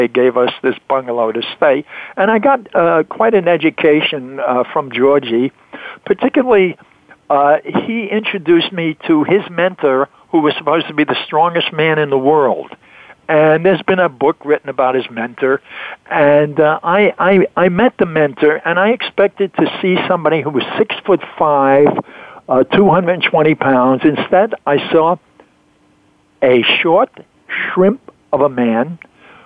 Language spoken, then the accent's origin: English; New York City, New York, United States; in Brooklyn, New York.